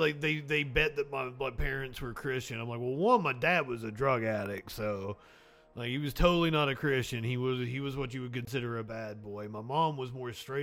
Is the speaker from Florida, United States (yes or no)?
no; Pike County, Kentucky, United States; moved away; I'm from Pike County, Kentucky